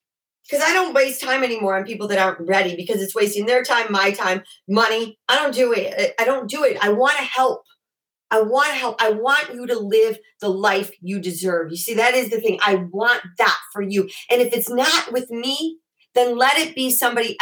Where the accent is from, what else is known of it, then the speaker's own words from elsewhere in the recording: Chicago, Illinois, United States; I grew up in Chicago and we have basements in Chicago